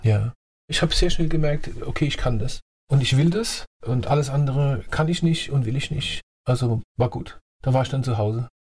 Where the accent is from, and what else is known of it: Ludwigshafen, Rhineland-Palatinate, Germany; born or raised there; accent: Palatine; also born or lived in Annweiler / Heidelberg / Mannheim / Rheingau; now in Rheinhessen, Germany